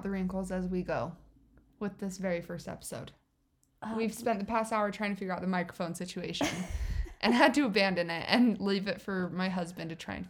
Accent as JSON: {"language": "English", "region": "Utah", "country": "United States", "tie": "born or raised there", "said": "I grew up in Utah"}